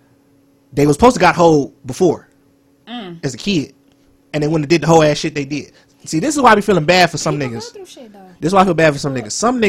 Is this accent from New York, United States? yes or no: no; Carson, California, United States; also born or lived in Long Beach, California; Okay. So, I was born, everybody knows I was born in Carson. I was born in Long Beach. I'm sorry. I moved to Carson.